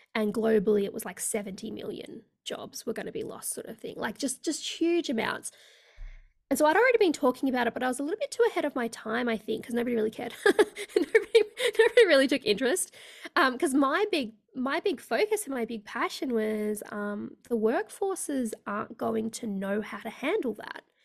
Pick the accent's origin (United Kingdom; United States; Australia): Australia; also born or lived in India / Sydney, Australia; I am based in Australia, so I live in sunny Sydney in Australia